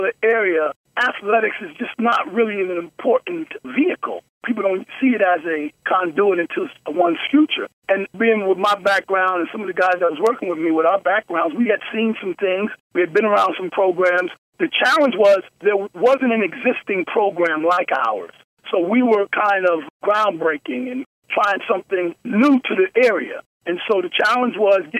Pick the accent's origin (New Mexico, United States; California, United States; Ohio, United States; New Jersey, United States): New Jersey, United States; Paterson; I come from Paterson, New Jersey